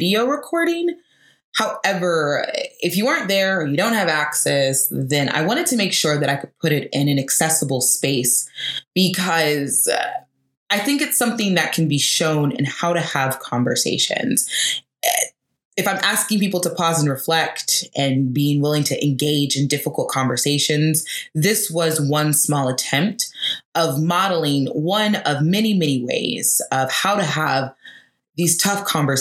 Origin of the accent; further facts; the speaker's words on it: Atlanta, Georgia, United States; Atlanta, which is my hometown